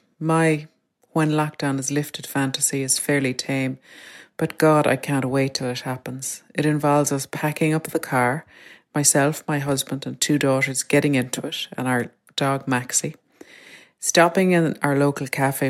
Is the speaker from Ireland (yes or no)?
yes; Bantry, Munster, Ireland; moved away; And from there, we'll drive on to Bantry, which is my hometown.